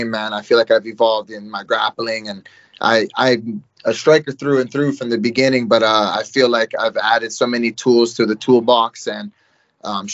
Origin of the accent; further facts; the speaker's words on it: Hawaii, United States; moved away as an adult; also born or lived in Washington; Growing up in Hawaii, we do a lot of like backyard boxing